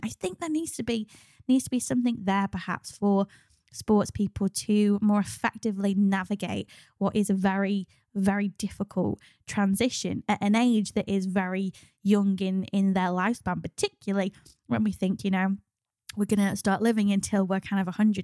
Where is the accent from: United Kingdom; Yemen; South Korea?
United Kingdom; ultimately we're British